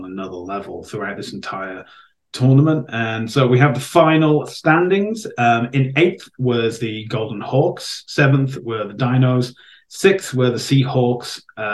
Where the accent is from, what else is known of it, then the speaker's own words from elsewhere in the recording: Welsh, Wales, United Kingdom; I'm Welsh